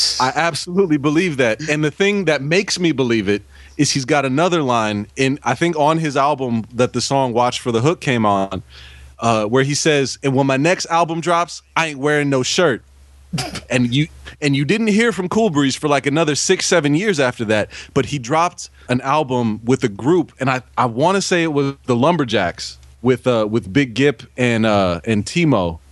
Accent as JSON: {"language": "English", "area": "Bay Area", "region": "California", "country": "United States", "tie": "born or raised there", "said": "As a kid growing up in the Bay Area"}